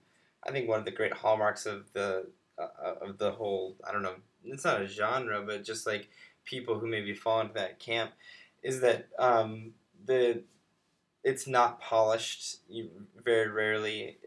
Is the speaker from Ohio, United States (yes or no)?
yes; Ohio, United States; We do that so much in Ohio.